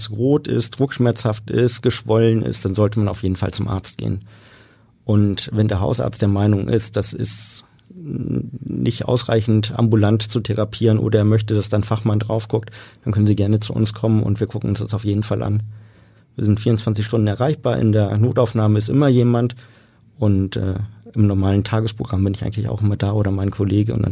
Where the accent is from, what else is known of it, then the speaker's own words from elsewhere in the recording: Bremen, Germany; also born or lived in Munich; gebürtig bin ich Münchner, habe die ersten sechs Jahre meines Lebens in Süddeutschland verbracht und bin dann nach Bremen gekommen mit meinem Vater, der da gearbeitet hat.